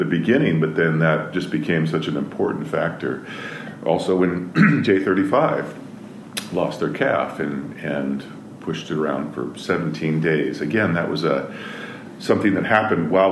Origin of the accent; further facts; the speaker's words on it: Eastern Washington, United States; I grew up in Eastern Washington